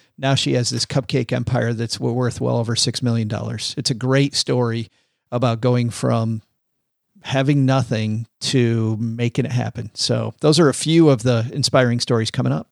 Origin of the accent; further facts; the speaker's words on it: Detroit, Michigan, United States; I'm from Detroit